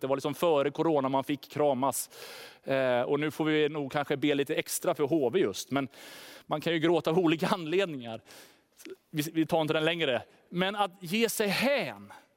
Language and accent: Swedish; Sweden; oss som svenskar